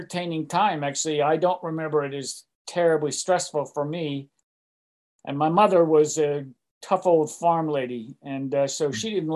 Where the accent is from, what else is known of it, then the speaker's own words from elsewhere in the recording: Pittsburgh, Pennsylvania, United States; moved away as an adult; also born or lived in Massachusetts / New York City / West Coast; I was born in Pittsburgh, Pennsylvania